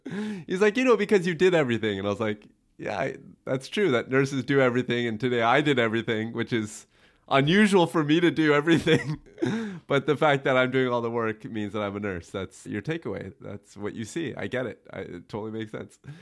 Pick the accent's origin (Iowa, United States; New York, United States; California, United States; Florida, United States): California, United States; Buena Park; I grew up in Buena Park